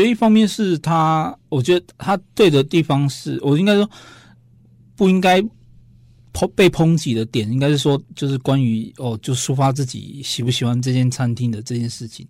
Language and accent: Chinese; Taiwan; 我们台湾人